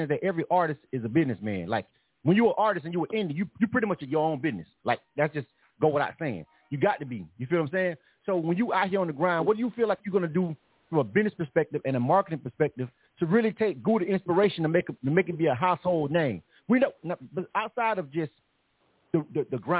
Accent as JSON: {"language": "English", "town": "Panama City", "region": "Florida", "country": "United States", "tie": "born or raised there", "said": "we both from Panama City, Florida"}